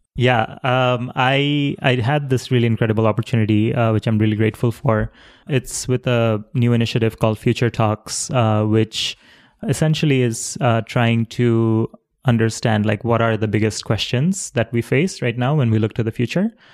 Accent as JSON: {"language": "English", "town": "Dhaka", "region": "Dhaka Division", "country": "Bangladesh", "tie": "born or raised there", "said": "I was born in Dhaka City, which is a huge city in Bangladesh."}